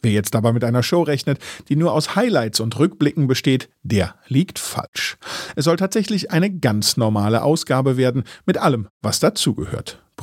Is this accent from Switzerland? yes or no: no; East Germany, Germany; Ich komme aus dem Osten.